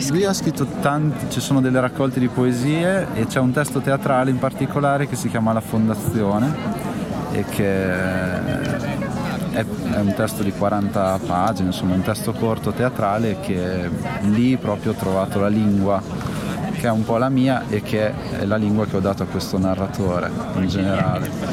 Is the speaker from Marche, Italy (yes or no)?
no; Santarcangelo di Romagna, Emilia-Romagna, Italy; Sant'Arcangelo di Romagna, che in realtà è il mio paese dove sono cresciuto